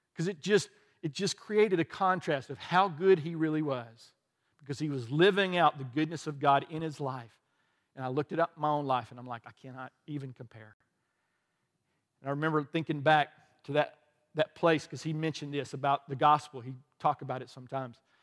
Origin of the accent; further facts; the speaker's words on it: the South, United States; also born or lived in the North (birthplace); But I grew up in the South